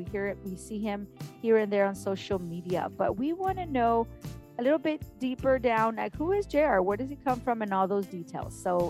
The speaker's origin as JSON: {"language": "English", "town": "Mission", "region": "Texas", "country": "United States", "tie": "born or raised there", "second_language": "English", "said": "So I'm from the Valley. I was raised in Mission. I was not born here."}